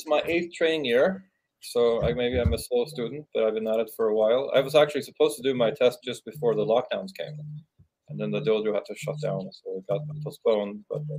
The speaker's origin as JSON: {"language": "English", "country": "Norway", "tie": "born or raised there", "moved": "yes", "said": "I grew up in Norway."}